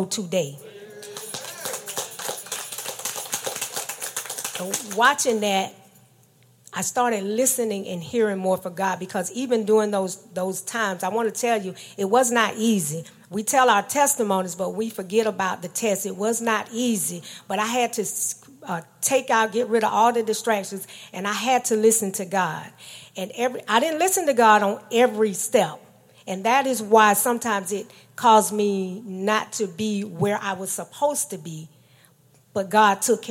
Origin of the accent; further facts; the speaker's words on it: Georgia, United States; I was born in Georgia in a small city